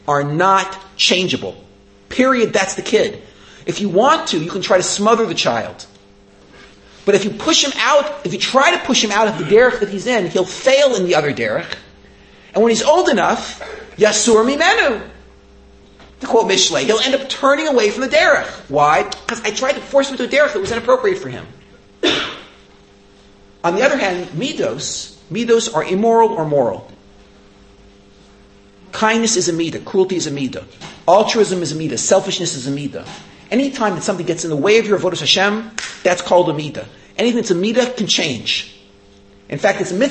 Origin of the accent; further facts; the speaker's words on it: United States; moved away; growing up in America